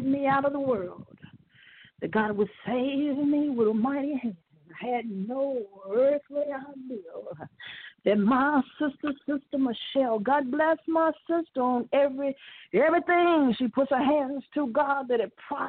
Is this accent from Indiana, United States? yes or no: yes; Indiana, United States; I'm from Indiana